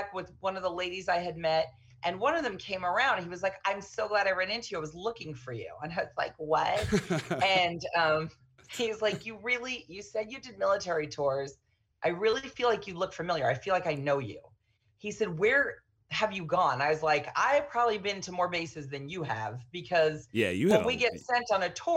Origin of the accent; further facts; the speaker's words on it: Arizona, United States; I'm from Arizona